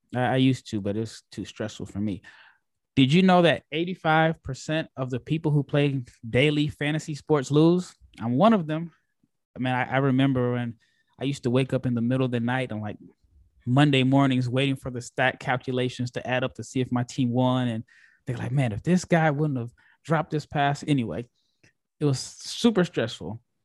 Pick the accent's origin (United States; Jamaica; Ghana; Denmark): United States; Omaha, Nebraska; I'm from Omaha, Nebraska.